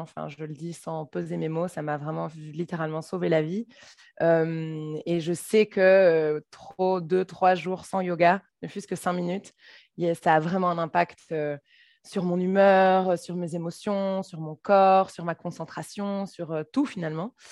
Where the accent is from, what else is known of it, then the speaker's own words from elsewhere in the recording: Brussels, Brussels-Capital Region, Belgium; je suis bruxelloise